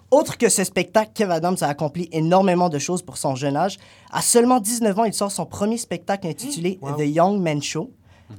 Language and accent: French; Algeria; now in Canada; dans mon pays d'origine, l'Algérie